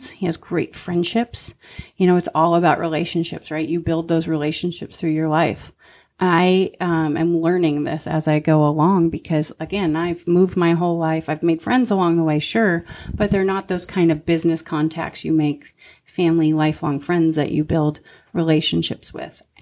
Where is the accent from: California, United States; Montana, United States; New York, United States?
Montana, United States; Thompson Falls; So I moved my whole life and I claim Montana because I lived there the longest and Montana's close to my heart. Plus, We're at Montana. A little tiny town called Thompson Falls.